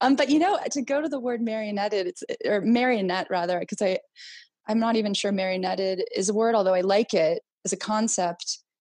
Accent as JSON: {"language": "English", "country": "United States", "tie": "born or raised there", "also_born_or_lived": "Greece", "said": "I was born in uh, the United States"}